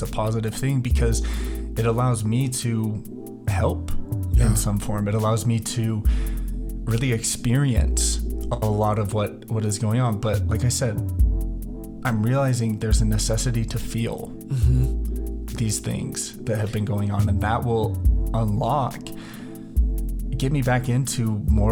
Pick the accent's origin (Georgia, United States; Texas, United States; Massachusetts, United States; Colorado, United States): Colorado, United States; Denver; I grew up in Denver